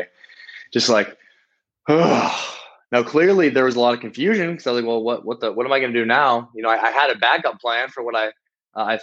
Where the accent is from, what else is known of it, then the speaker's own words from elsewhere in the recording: South Dakota, United States; moved away as an adult; also born or lived in Miami, Florida; now in Rio de Janeiro, Brazil; I'm from South Dakota, and I decided to move to a place that many would say is the opposite of South Dakota, in Miami, Florida.